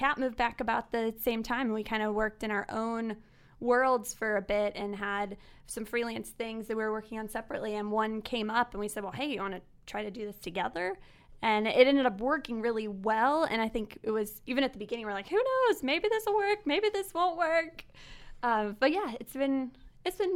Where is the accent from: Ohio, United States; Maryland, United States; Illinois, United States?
Ohio, United States; Akron; also born or lived in Boston / South Georgia; We grew up in Akron, went to Copley.